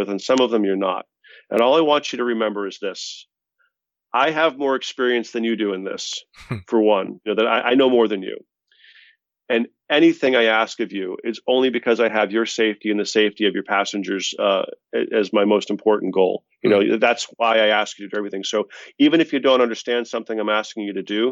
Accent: Boston, Massachusetts, United States; We're both from Boston, both, I think, Irish Catholics

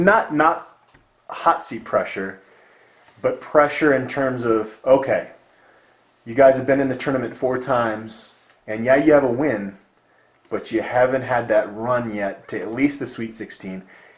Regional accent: Colorado, United States; I'm a Colorado guy. I grew up in Colorado. I left one time, and I'm not going to leave again

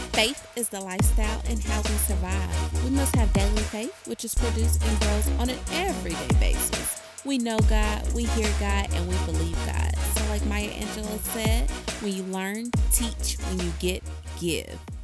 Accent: Cobb County, Georgia, United States; I'm from Cobb County, so that's all I knew

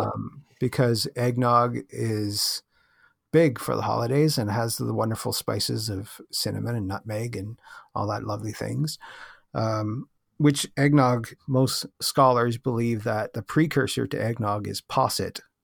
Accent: Canada; I'm from Canada

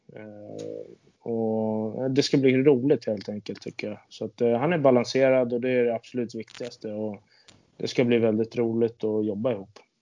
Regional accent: Sweden; also born or lived in Linköping / Austria / Kazakhstan; som svensk

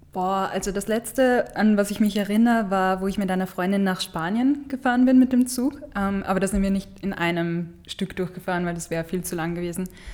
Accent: Steyr, Upper Austria, Austria; moved away as an adult; now in Vienna, Austria; ich komme von, aus Steyr, ähm, aus Oberösterreich

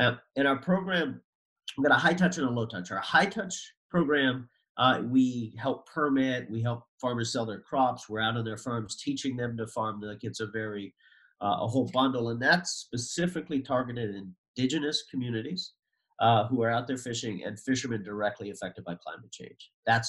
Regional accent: New England, United States; I'm from the East Coast and New England now

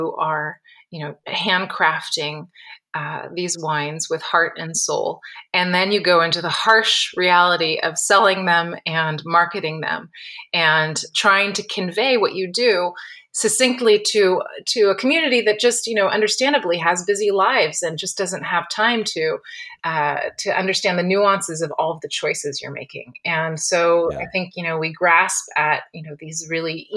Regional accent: Napa Valley, California, United States; I grew up in the Napa Valley

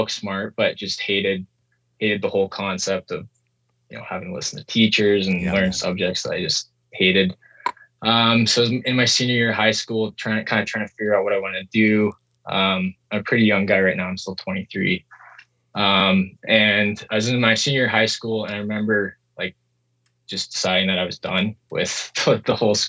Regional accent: South Dakota, United States; moved away; also born or lived in New Zealand; I grew up in South Dakota, in the States

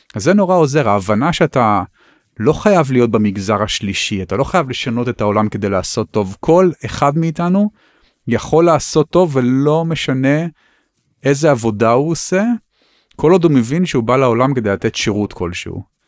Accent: Tel Aviv, Tel Aviv District, Israel; אני חי בתל אביב, גם כי נולדתי בתל אביב

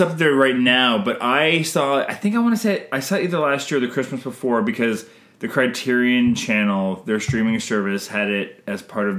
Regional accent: Canada

